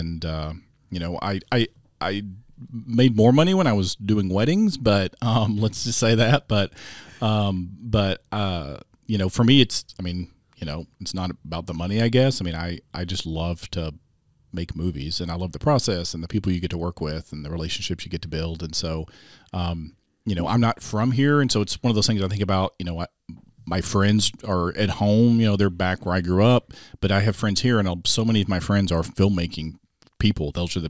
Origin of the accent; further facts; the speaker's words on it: Arkansas, United States; now in Springfield, United States; I grew up down in Arkansas, close to Hot Springs.